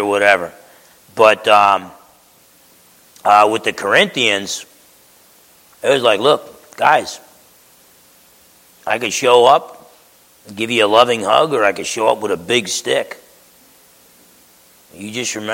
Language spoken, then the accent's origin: English; United States